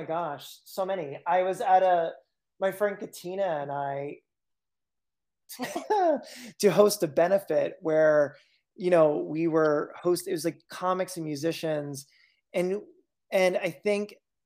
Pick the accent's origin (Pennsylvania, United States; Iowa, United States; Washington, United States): Pennsylvania, United States; central; moved away as an adult; also born or lived in Berkshires, Massachusetts; now in Western Massachusetts, United States; I grew up in central Pennsylvania